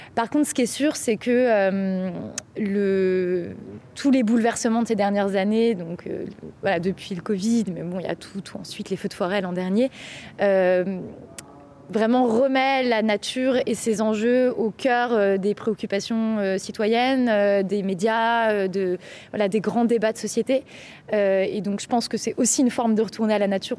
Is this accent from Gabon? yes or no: no; Bourgogne-Franche-Comté, France; je viens de Franche-Comté